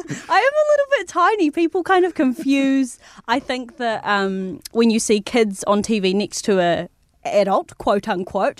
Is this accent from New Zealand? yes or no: yes; New Zealand; we have such a unique culture here, um, in New Zealand as Māori, as Kiwi